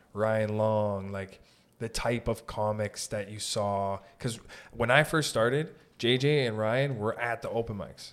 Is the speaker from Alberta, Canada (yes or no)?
no; Sault Ste. Marie, Ontario, Canada; moved away as an adult; now in Toronto, Canada; I'm from Sault Ste. Marie, so I wasn't born in Toronto